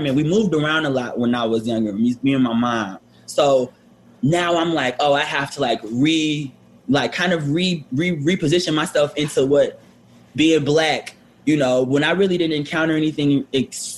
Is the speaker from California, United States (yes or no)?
no; Detroit, Michigan, United States; moved away as an adult; now in New York, United States; I'm from Detroit. Now I have a very like different background because like I am born and raised in Detroit